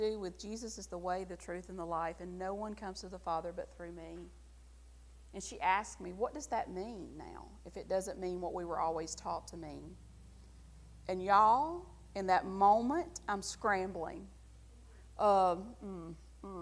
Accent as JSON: {"language": "English", "region": "the South", "country": "United States", "accent": "Southern", "said": "I'm still Southern. All you got to do is listen to me say one sentence and know I'm from the South"}